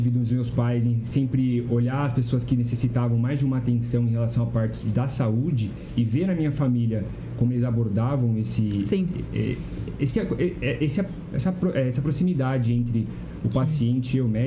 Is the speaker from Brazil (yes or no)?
yes; São Roque, São Paulo, Brazil; born there; Não, eu nasci em São Roque.